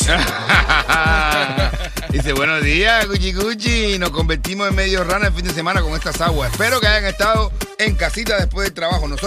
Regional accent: Venezuela; Yo soy venezolano.

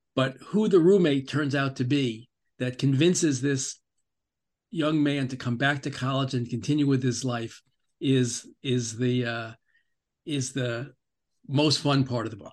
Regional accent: New York, United States; so I grew up in New York.

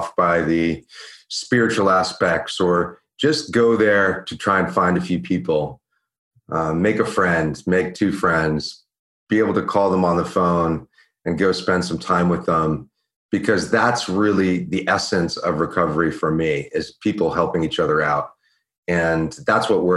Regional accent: Washington, D.C. and New York, East Coast, United States; moved away as an adult; also born or lived in Venice, California; I grew up on the East Coast in Washington, D.C. and New York in a fairly affluent family

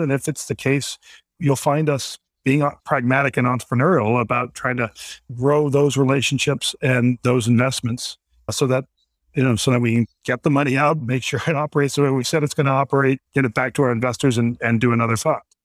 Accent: Washington, District of Columbia, United States; also born or lived in New York; now in Vermont, United States; I'm originally from Washington, D C.

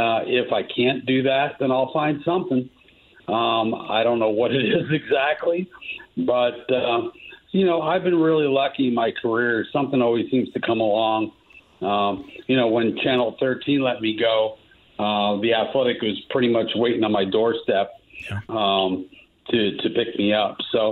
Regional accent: East Coast, United States; moved away as an adult; also born or lived in Chicago; I grew up on the East Coast. We did a couple of years in Chicago when I was in high school

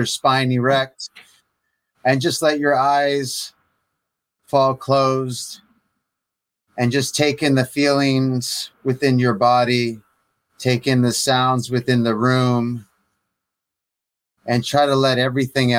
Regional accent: Michigan, United States; I grew up in Michigan

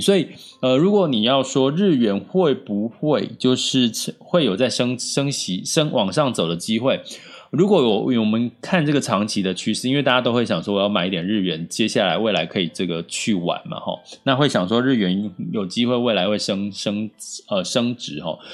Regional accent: Taiwan; 其实我们台湾人也可以在在日本买房子

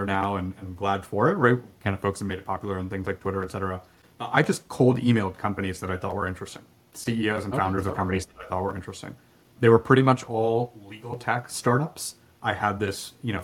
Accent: Atlanta, Georgia, United States; moved away as an adult; also born or lived in Bay Area, California; I'm originally from Atlanta, and we moved back here from the Bay Area a number of years ago

